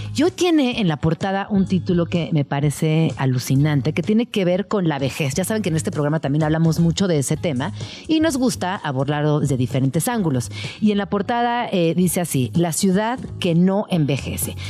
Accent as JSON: {"language": "Spanish", "country": "Mexico", "said": "lo que somos aquí en México"}